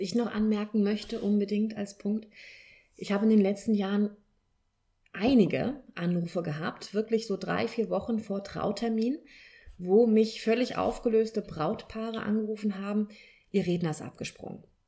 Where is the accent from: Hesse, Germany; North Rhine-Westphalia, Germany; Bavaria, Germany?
Hesse, Germany; Kelkheim; ich komme aus Kelkheim